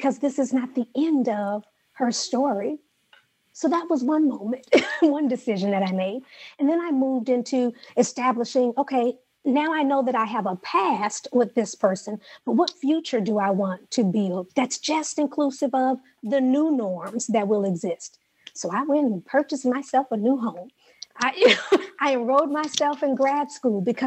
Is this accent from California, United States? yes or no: yes; Los Angeles, California, United States; moved away; California is home for me, born and raised in Los Angeles